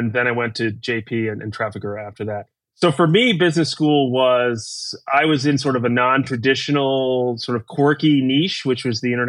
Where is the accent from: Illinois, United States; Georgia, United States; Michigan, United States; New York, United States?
New York, United States; New York City; moved away as an adult; also born or lived in Texas / Kentucky; I'm originally from New York City, where I still live today, although spent about a decade in between in the middle of the country.